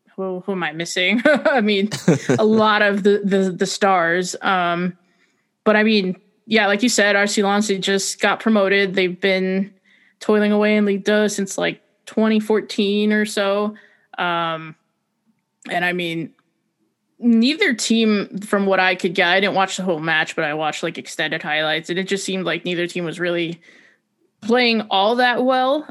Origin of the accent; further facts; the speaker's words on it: New Jersey, United States; I'm from New Jersey